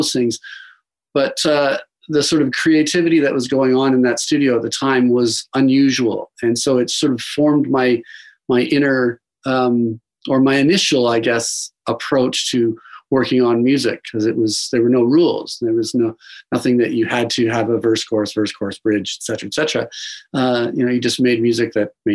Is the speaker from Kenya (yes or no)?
no; Dundas, Ontario, Canada; I was born in Dundas, Ontario, which is kind of a small town tacked on to the very west end of Hamilton. And I grew up a pretty suburban lifestyle, very nice little town.